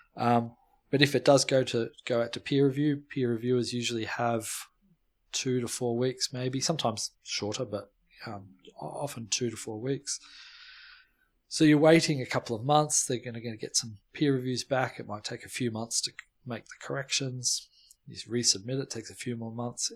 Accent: Melbourne, Victoria, Australia; moved away as an adult; now in Cambridge, United Kingdom; I'm originally from Melbourne, born and bred

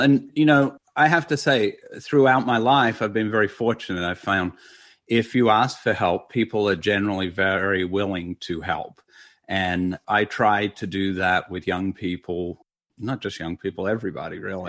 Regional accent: Australia; moved away as an adult; also born or lived in Los Angeles, United States; now in United States; I had gone almost eighteen years between the time I left Australia and the time I saw my family

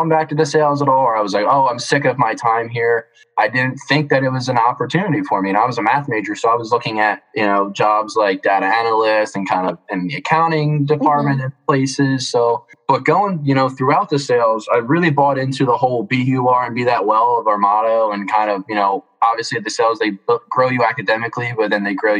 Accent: Philadelphia, Pennsylvania, United States; I'm from Philly. So, you know, I'm a Philly boy through and through, actually in the city

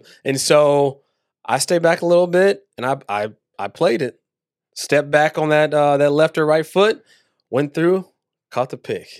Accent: Waco, Texas, United States; was born and raised in Waco, Texas.

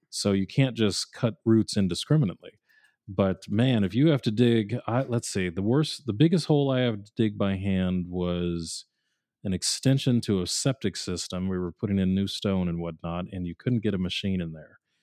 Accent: New England, United States; I grew up in New England

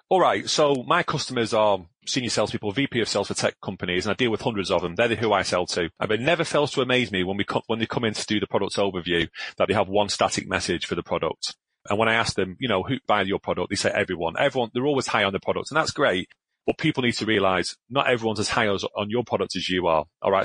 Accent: Glasgow, Scotland, United Kingdom; I'm a northerner. I was born in Glasgow

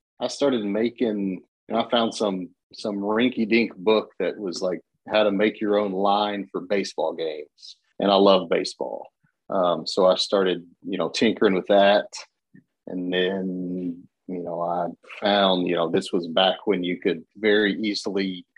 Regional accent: Lexington, Kentucky, United States; growing up in Lexington

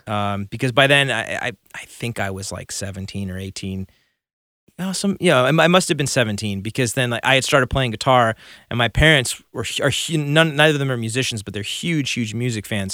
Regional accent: Burbank, California, United States; also born or lived in Santa Monica, California; I grew up in Burbank

